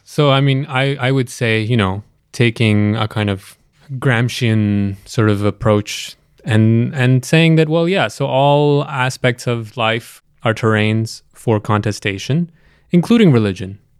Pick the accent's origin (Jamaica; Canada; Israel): Canada; also born or lived in Pakistan; now in Toronto, Canada; I spent most of my life here in Canada, and the last recent uh, years of my life here in Toronto